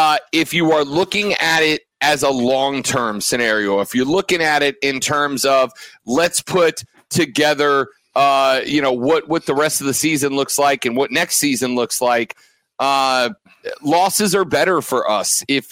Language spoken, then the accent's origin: English; Florida, United States; moved away; down in the Sunshine State of Florida, my home state